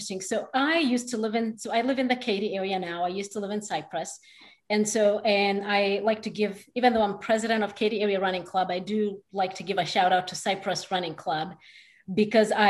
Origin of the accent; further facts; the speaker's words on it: Kenya; moved away as an adult; now in Houston, United States; I was actually born there and lived there till I was 17. So moved here to go to college